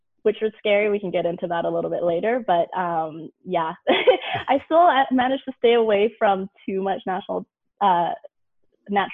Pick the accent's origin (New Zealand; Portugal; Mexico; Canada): Canada; Vancouver, British Columbia; moved away as an adult; also born or lived in Corvallis, Oregon; I'm from Canada